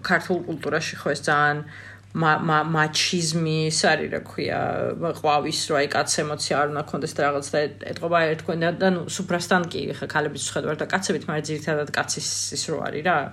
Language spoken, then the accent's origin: Georgian; Georgia; born or raised there; also born or lived in Tbilisi